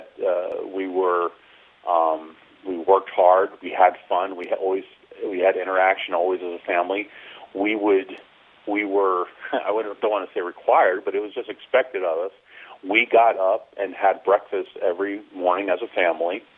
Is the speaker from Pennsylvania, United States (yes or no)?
yes; State College, Pennsylvania, United States; a very idyllic one growing up in State College